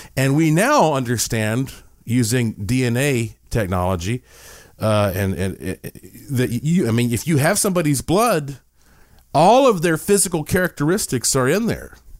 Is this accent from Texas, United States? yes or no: no; Asheville, North Carolina, United States; my hometown of Asheville, North Carolina